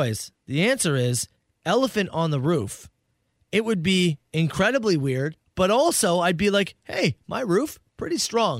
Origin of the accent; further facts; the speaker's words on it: Canada; I heard back, and they said no, because I'm Canadian, they cannot do the procedure.